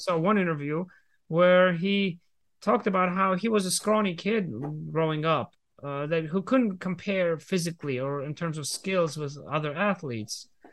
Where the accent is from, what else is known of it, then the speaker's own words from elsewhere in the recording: Georgia; I was growing up in the Republic of Georgia